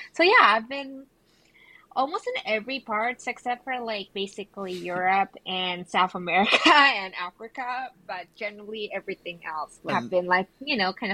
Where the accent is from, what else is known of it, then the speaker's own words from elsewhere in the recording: Tangerang, Banten, Indonesia; Okay, so I was born in Indonesia, and like I technically grew up most of my time in like 20 minutes from Jakarta, so it's like the suburbs of Jakarta called Tangerang. But I was actually born on a different island.